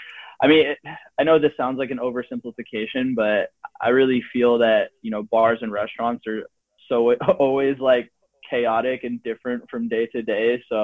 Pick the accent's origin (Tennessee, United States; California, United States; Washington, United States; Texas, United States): California, United States; San Francisco; I'm from San Francisco